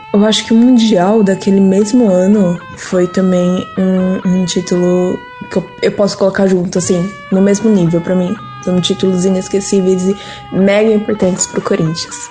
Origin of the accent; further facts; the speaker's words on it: Mauá, São Paulo, Brazil; tenho 24 anos e sou de Mauá, São Paulo